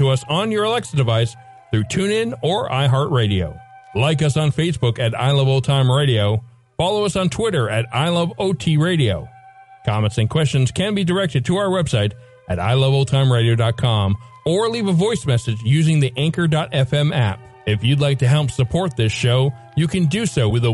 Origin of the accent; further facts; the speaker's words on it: East Coast, United States; I was raised on the East Coast